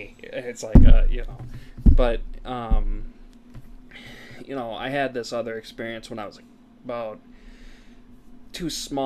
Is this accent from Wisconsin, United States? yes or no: yes; Wisconsin, United States; We're from Wisconsin